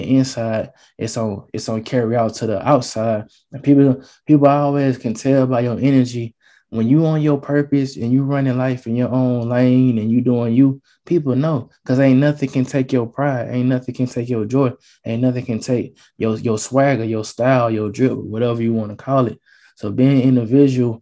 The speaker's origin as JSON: {"language": "English", "town": "Atlanta", "region": "Georgia", "country": "United States", "said": "I'm from Atlanta, Georgia"}